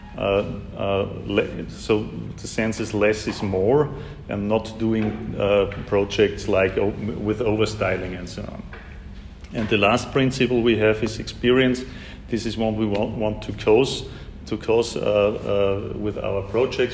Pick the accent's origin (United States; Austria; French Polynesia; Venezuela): Austria; Vienna; Vienna, my hometown